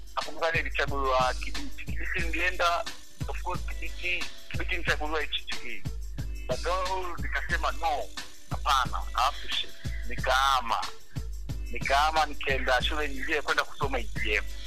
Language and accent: Swahili; Mwanza, Tanzania; moved away; also born or lived in Dar es Salaam; nimezaliwa Bigando, Mwanza, nilisukuma kabisa kama tena ni msukuma kabisa